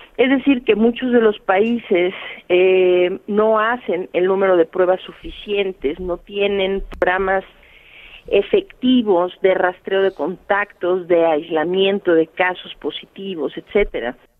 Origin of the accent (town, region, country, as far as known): Mexico